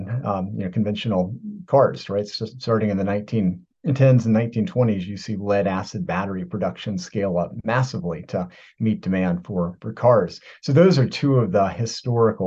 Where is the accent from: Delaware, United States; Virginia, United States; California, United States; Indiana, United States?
Virginia, United States; moved away; I am from Virginia, original.